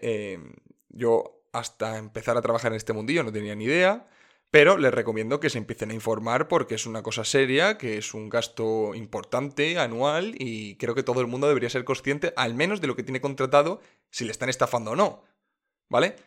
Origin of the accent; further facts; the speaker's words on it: Region of Murcia, Spain; En mi tierra, en Murcia